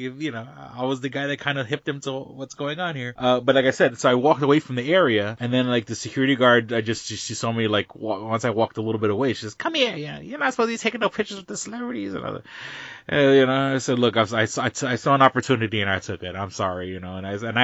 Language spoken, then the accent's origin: English; New York City, New York, United States; I'm from the Lower East Side